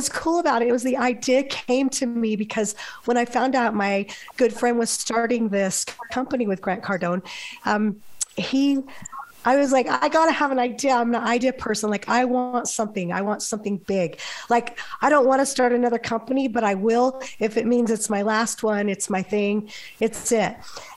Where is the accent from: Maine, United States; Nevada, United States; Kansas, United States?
Nevada, United States; Las Vegas; moved away; also born or lived in New Harmony, Utah; I'm from Las Vegas originally